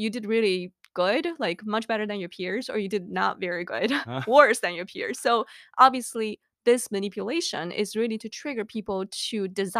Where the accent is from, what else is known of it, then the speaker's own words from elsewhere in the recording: China; moved away as an adult; Back then, I came from China, 2003, know nothing about risk communication.